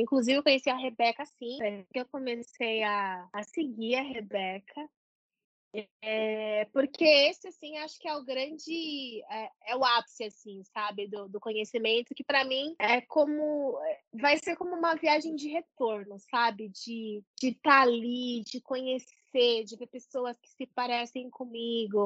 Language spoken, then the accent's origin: Portuguese; Brazil; a gente é brasileiro